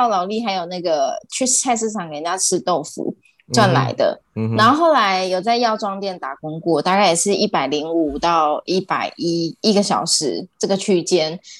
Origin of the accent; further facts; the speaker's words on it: Taiwan; 就是我们台对我们台湾人很多会到澳洲去打工留学